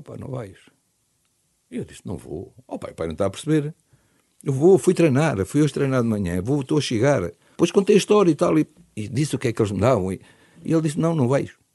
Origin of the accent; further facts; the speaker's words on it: Lisbon, Portugal; lá do meu bairro da Penha de França